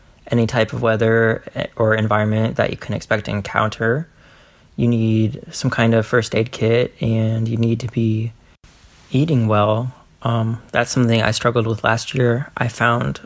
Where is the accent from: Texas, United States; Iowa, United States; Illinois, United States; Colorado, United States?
Iowa, United States; my home state of Iowa